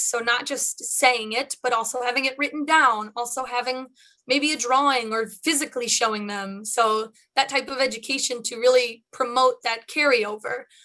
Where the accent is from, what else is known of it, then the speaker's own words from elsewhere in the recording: Chicago, Illinois, United States; I am a Chicagoan born and bred.